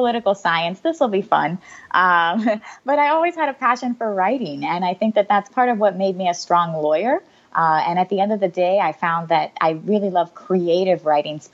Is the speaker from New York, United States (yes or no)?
no; Philadelphia, Pennsylvania, United States; moved away as an adult; also born or lived in Puerto Rico; now in Naples, United States; I grew up in Philadelphia, and then I moved down here for college